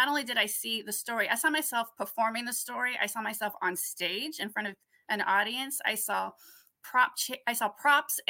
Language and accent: English; Contra Costa County, California, United States; now in Oakland, United States; I was born in Oakland, California, which is where I live now, but I wasn't raised in Oakland. I grew up in Contra Costa County